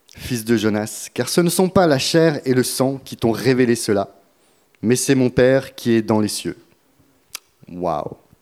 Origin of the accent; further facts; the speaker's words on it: France; on est français, on va le rester jusqu'au bout